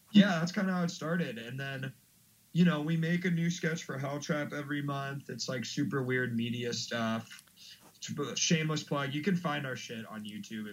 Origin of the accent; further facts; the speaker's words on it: Washington, District of Columbia, United States; moved away as an adult; now in Chicago, United States; I grew up in Washington D.C. originally. I've been in Chicago for like four years.